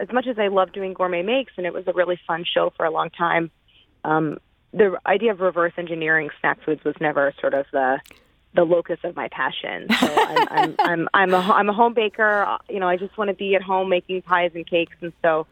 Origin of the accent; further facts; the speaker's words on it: St. Louis, Missouri, United States; moved away as an adult; I grew up in St. Louis, first in University City and then in Clayton. I went to Clayton High School